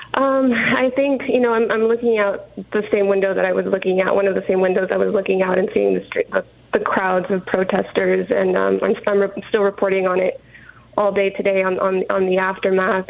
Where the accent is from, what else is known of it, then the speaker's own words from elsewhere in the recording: El Paso, Texas, United States; moved away; my hometown of El Paso